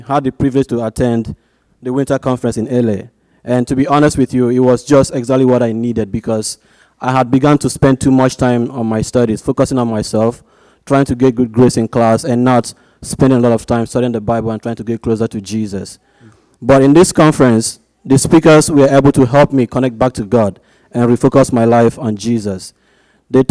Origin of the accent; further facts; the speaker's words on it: Nigeria; moved away as an adult; now in Arizona, United States; I was born and brought up in Nigeria, and I go to ASU